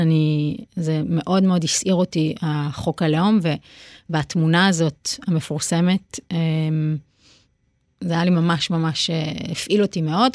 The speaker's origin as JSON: {"language": "Hebrew", "town": "Petah Tikva", "region": "Central District", "country": "Israel", "tie": "born or raised there", "said": "ובפתח תקווה זה גם היה מאוד בולט, כי אימא שלי היה מאוד חשוב לה, למשל, שבחגים נלך לבית כנסת"}